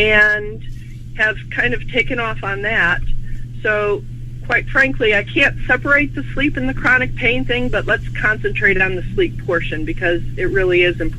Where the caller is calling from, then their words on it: St. Charles, Illinois, United States; I'm up near Chicago, St. Charles, Illinois.